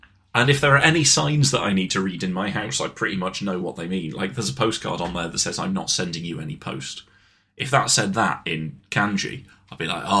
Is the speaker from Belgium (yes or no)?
no; United Kingdom; I'm now a British man in a foreign country who doesn't know the language.